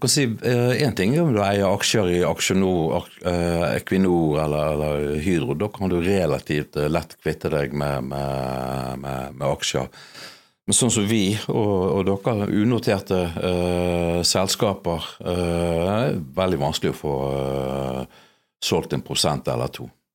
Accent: Bergen, Vestland, Norway; jeg er norsk, jeg er erkebergensk.

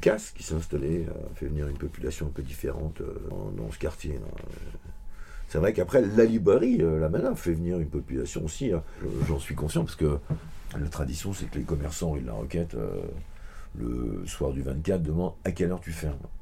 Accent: Vincennes, Île-de-France, France; quand on vient de Vincennes

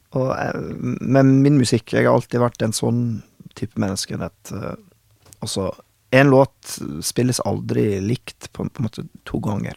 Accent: Oklahoma City, Oklahoma, United States; first language English; Norwegian is a second language; moved away as an adult; also born or lived in Oslo, Norway; now in Norway; da jeg vokste opp i Oklahoma

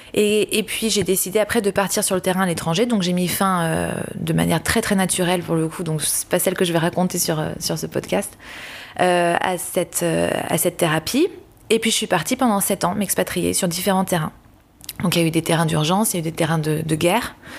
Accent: Paris, Île-de-France, France; moved away as an adult; je décide de revenir à Paris, j'aime beaucoup Paris et c'est ma ville natale

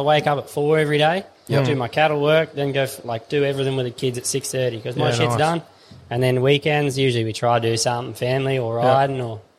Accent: Tom Price, Western Australia, Australia; moved away; I grew up in Tom Price over in WA

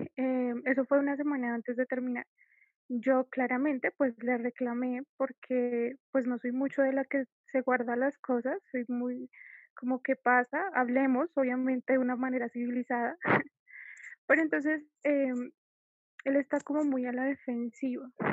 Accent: Colombia; yo soy de Colombia

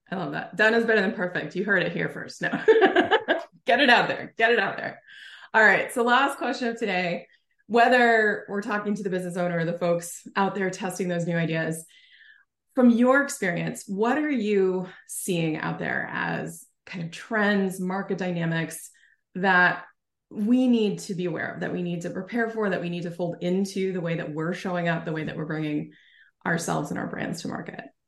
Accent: New Jersey, United States; now in Oregon, United States; I live in Oregon now, but originally from Jersey

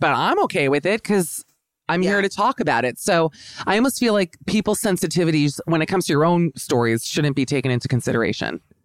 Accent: Miami, Florida, United States; I'm from Miami, Florida.

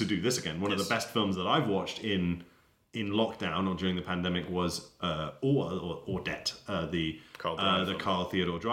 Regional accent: Denmark; I'm not English, I'm Danish

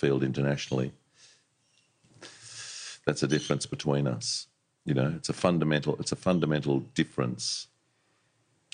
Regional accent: Sydney, New South Wales, Australia; I grew up in Vaucluse, just up the road here

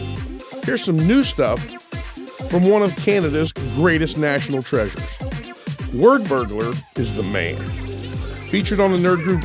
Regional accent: United States; We Americans

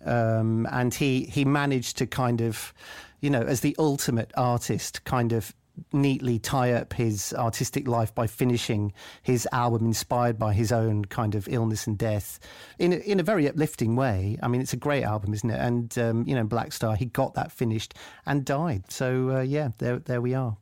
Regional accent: Coventry, West Midlands, United Kingdom; I'm from Coventry

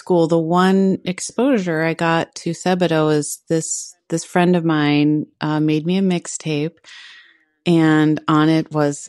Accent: Minneapolis, Minnesota, United States; I'm from Minneapolis

